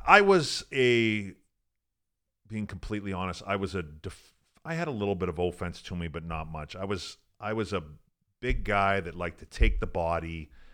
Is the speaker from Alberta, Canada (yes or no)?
yes; Fort Saskatchewan, Alberta, Canada; moved away as an adult; also born or lived in North Dakota / Columbus, Ohio; I grew up in Western Canada